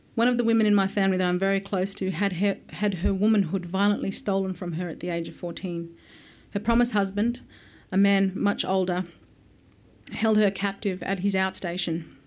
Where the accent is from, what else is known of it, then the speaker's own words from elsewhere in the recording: Alice Springs, Northern Territory, Australia; also born or lived in Yuendumu; I have essentially grown up in Alice Springs, but spent a great deal of my childhood in remote communities in the Northern Territory